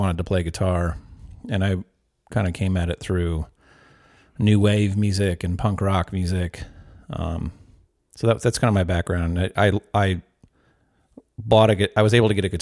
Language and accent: English; Valparaiso, Indiana, United States; moved away as an adult; also born or lived in Eugene, Oregon; I grew up in Valparaiso, which is about an hour from Chicago.